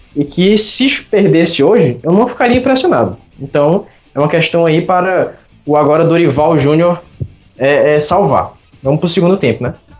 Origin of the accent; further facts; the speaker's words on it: Brazil; a gente já está acostumado como brasileiro